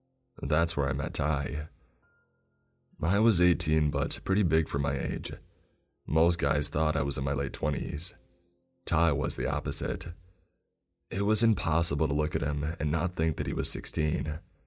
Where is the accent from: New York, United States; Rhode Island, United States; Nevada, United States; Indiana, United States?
New York, United States; Brooklyn; I'm from Brooklyn. I used to think these summers there were hot, but this was something else.